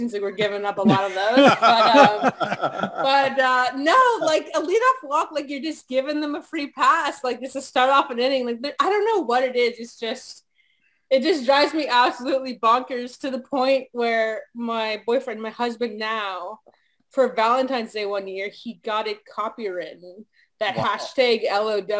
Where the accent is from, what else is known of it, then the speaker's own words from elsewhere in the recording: East Coast, Atlantic Canada, Canada; I am from the East Coast, so I actually grew up a like diehard Expos fan